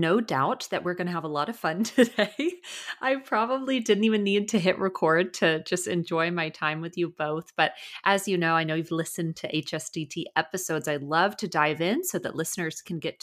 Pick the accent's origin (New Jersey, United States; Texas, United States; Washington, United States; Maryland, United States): Texas, United States; Dallas; moved away; also born or lived in California; I'm originally from Dallas, moved out to California, and obviously live here now.